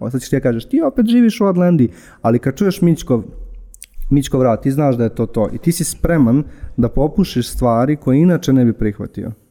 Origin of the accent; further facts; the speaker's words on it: Užice, Zlatibor District, Serbia; moved away; Ja sam odrastao u Užicu